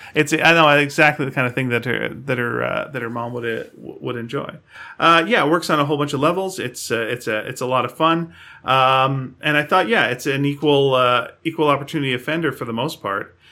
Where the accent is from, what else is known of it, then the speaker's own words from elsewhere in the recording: Canada; we're Canadian